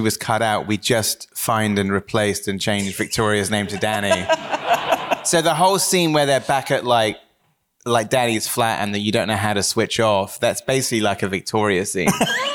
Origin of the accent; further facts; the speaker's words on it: Wells, South West England, United Kingdom; growing up in Somerset